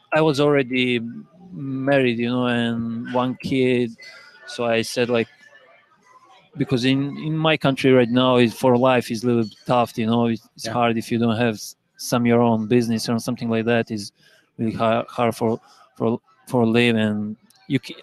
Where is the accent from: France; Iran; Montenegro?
Montenegro; Podgorica; English is a second language; moved away as an adult; also born or lived in Greece; now in Indianapolis, United States; I come back in the same club in my hometown club Budućnost again